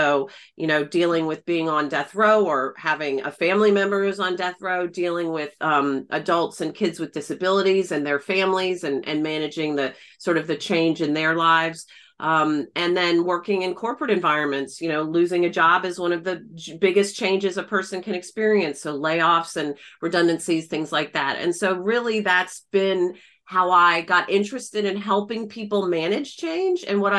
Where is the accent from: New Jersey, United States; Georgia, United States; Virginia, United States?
Georgia, United States; Atlanta; moved away as an adult; also born or lived in Belfast, Northern Ireland / Florida; I was born and raised in Atlanta. I'm a Southern Peach, a Southern Belle, and studied design in undergrad in the US. And then I went over to Belfast in Northern Ireland to study organizational behavior.